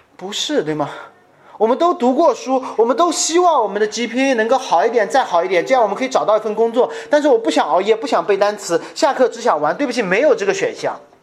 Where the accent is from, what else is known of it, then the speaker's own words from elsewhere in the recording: China; 我在中国家庭教会成长了将近十五二十年